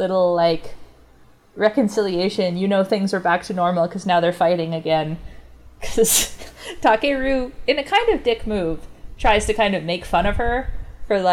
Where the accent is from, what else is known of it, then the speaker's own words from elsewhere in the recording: Calgary, Alberta, Canada; I'm from Calgary